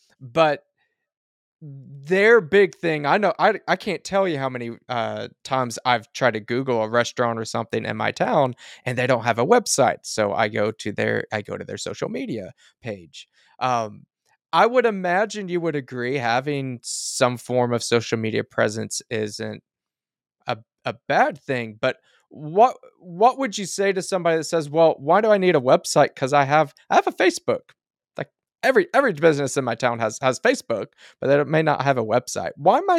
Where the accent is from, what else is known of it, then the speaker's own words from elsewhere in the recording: Oklahoma, United States; I'm going to kind of rail on my hometown for a little bit. So I'm in a somewhat rural Oklahoma